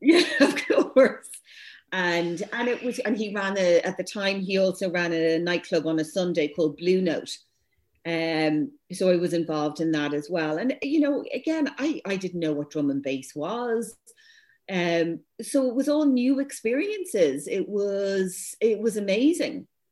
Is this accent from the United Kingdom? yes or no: no; Dublin, Leinster, Ireland; me growing up as mixed race in St. Louis and Rathmines, I was the only non fully white uh, schoolgirl in the whole school